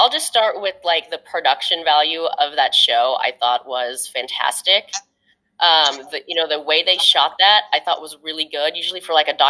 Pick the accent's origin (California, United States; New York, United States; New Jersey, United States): California, United States; Oakland; I'm from the Oakland area